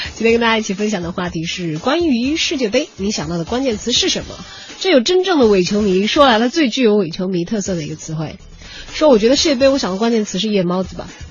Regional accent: Chongqing, China; 小的时候在重庆看比赛的时候都会

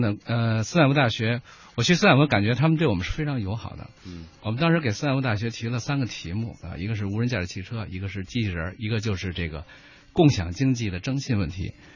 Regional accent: China; 我来自中国

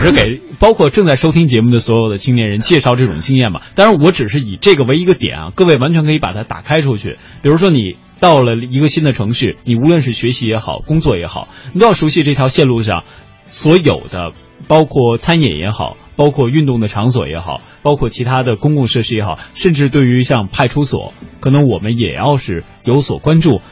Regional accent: Northeast China, China; now in Beijing, China; 我刚到北京的时候，我说人家说我是从东北到这儿来的

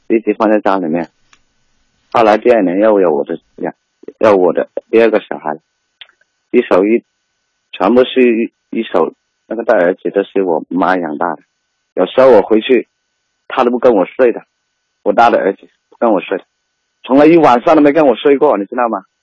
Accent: Guangxi, China; now in Guangdong, China; 因为我是广西的嘛

